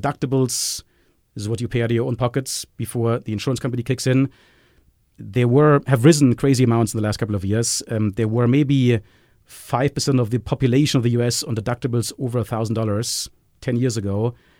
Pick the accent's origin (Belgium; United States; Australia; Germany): Germany; accent: German; English is a second language; I can say this with my German accent.